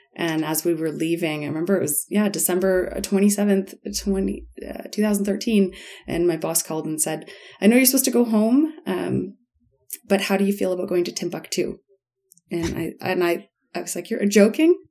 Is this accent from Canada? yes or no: yes; Guelph, Ontario, Canada; moved away as an adult; also born or lived in Bamako, Mali; I grew up in Guelph